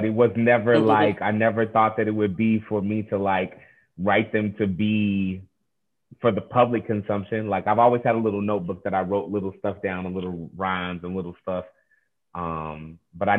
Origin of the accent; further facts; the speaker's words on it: Oak Park, Illinois, United States; I am from Oak Park, Illinois. So, which is a west suburb of Chicago. But yeah, that's where I'm from